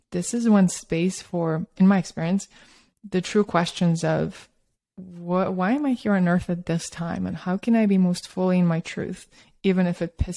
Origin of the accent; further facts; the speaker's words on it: Russia; also born or lived in Australia; now in United States; I grew up in Soviet Russia and Australia, and then I moved to New York and San Francisco. I'm kind of a little bit from all over